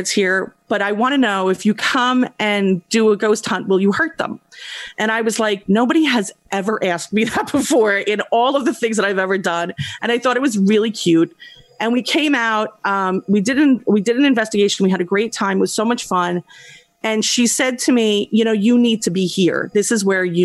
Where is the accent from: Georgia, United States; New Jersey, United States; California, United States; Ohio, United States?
New Jersey, United States; I was from North Jersey